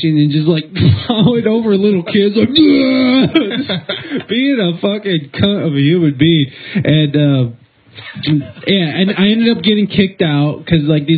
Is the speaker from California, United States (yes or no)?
no; Toledo, Ohio, United States; I'm from Toledo, Ohio